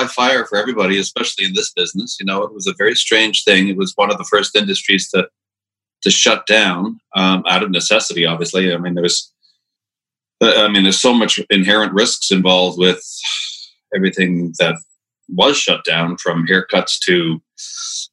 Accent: Saint-Bruno-de-Montarville, Quebec, Canada; moved away as an adult; also born or lived in Montreal / Dorval / Chambly / England; I was born in Montreal in the middle of the last century. And I first lived in Dorval, then moved to a little town outside of, on the south shore, called Chambly, and then finally to St. Bruno, which is also on the South Shore. And I lived there till 1980

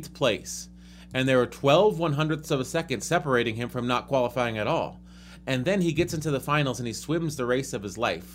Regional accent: Golden, Colorado, United States; my hometown

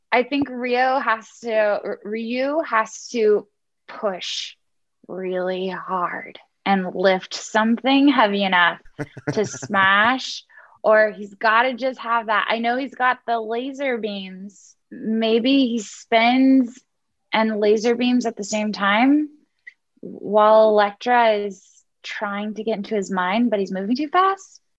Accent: Houston, Texas, United States; I'm from Houston.

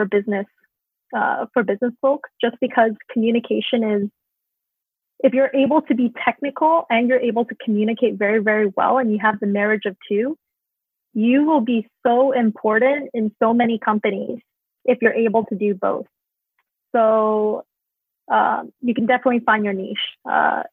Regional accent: Canada; also born or lived in Hong Kong; I grew up in Canada

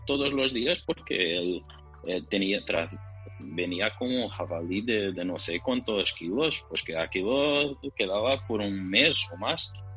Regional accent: Portugal; soy portugués

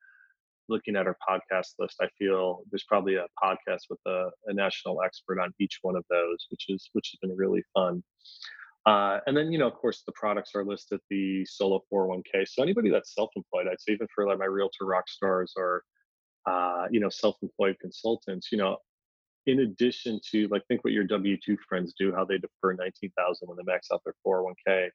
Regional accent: Philadelphia, Pennsylvania, United States; I'm from Philadelphia

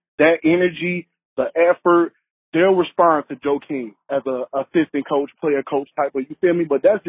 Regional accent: Chicago, Illinois, United States; lifelong Bulls fan from the city. I grew up on the South Side.

